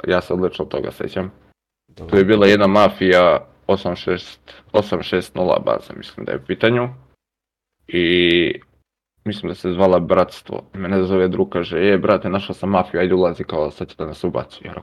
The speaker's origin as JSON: {"language": "Croatian", "town": "Lajkovac", "region": "Kolubara District", "country": "Serbia", "said": "dolazim iz Lajkovca, mesto blizu Valjeva."}